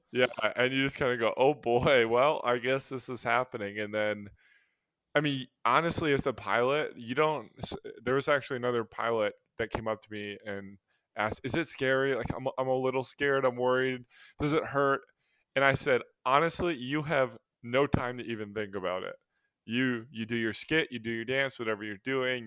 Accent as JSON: {"language": "English", "town": "Milwaukee", "region": "Wisconsin", "country": "United States", "said": "we're all from the Milwaukee area"}